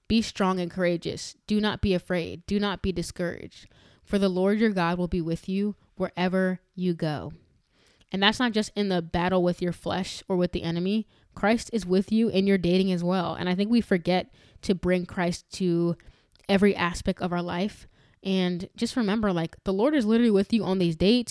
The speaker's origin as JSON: {"language": "English", "region": "New York", "country": "United States", "tie": "born or raised there", "said": "growing up in New York"}